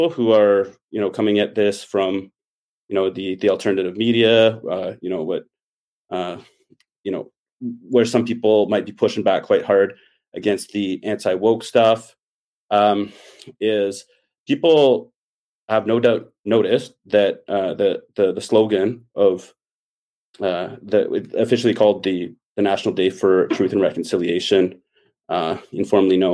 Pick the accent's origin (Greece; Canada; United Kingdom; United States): Canada; Ottawa, Ontario; moved away as an adult; now in British Columbia, Canada; I grew up in Ottawa